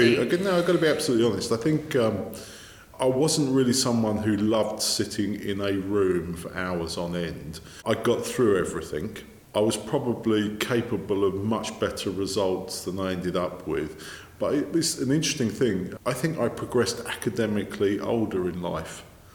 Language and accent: English; South East England, United Kingdom; born there; I was born in Kent.